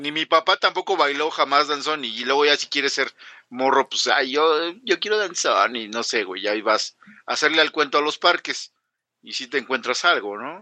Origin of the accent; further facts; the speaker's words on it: Mexico; somos mexicanos